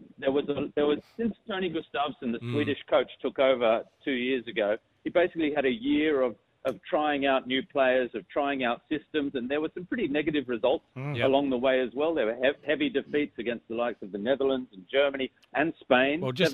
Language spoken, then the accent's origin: English; Canberra, Australian Capital Territory, Australia; moved away as an adult; also born or lived in Sydney; No, I'm from Canberra. Born in Sydney, grew up in Canberra, but have been living overseas for a long time, basically since 2000.